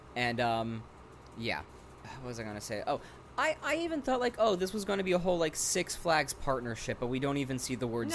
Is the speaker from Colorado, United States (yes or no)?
no; Rockland County, New York, United States; born or raised there